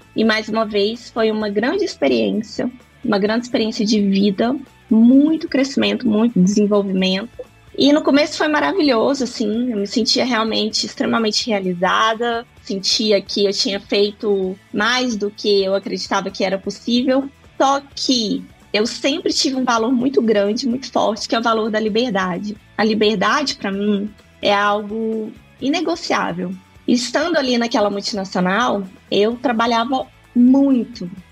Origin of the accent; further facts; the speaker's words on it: Lagoa Formosa, Minas Gerais, Brazil; moved away as an adult; also born or lived in Ohio / England; Sou do Triângulo Mineiro, de uma cidade pequenininha que se chama Lagoa Formosa. Eu nasci em Patos de Minas, que é 13 quilômetros de Lagoa. Mas eu cresci, passei boa parte da minha vida ali naquela região